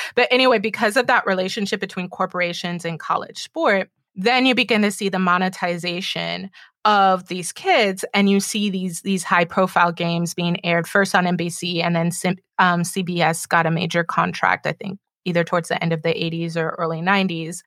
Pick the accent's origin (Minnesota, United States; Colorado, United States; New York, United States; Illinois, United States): Illinois, United States; also born or lived in Oakland; now in Baltimore, United States; growing up in Illinois and having family from Chicago